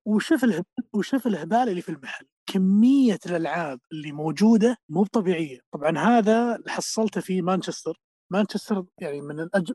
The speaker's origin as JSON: {"language": "Arabic", "country": "Saudi Arabia", "said": "عندنا في السعوديه"}